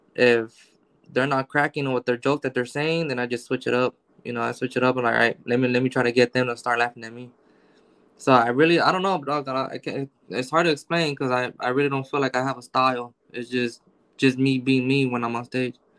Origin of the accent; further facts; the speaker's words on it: Los Angeles, California, United States; I grew up in South Central. So I got I got 15 years in Watts